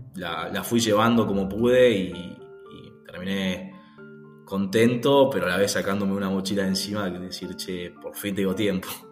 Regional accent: Buenos Aires, Argentina; now in Pilar, Argentina; ahora estoy viviendo en Pilar, viví siempre en Capital y este año me mudé en Pilar, provincia de Buenos Aires

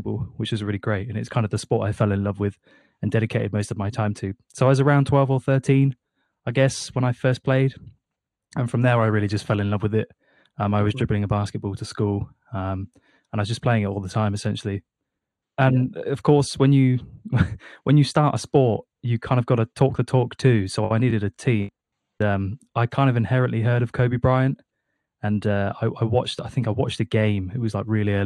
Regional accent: United Kingdom; we're both British

